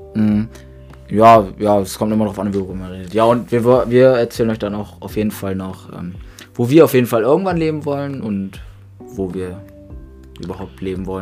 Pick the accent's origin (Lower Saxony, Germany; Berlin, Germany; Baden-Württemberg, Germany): Lower Saxony, Germany; Grasberg; wir leben, wir leben schon immer auf dem Dorf